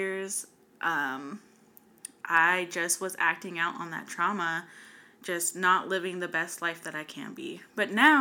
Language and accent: English; West Coast, United States; born or raised there; also born or lived in North Carolina